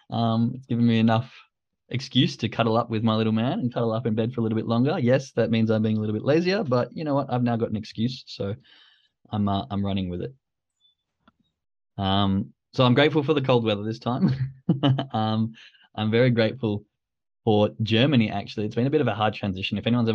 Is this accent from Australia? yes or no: yes; Australia; accent: Australian; I know I've had to dull it down a lot. But my girlfriend was in agreement that when I go back to Australia and start talking to my friends, it just goes out the roof and you just can't understand it.